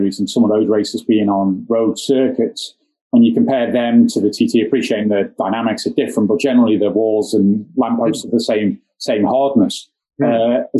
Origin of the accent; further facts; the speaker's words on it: Onchan, Isle of Man; I was brought up in Birch Hill, up in Onchan.